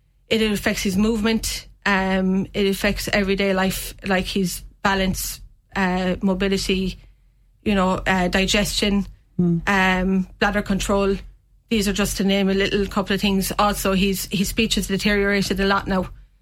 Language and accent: English; Castletroy, Munster, Ireland; Castle Triview originally.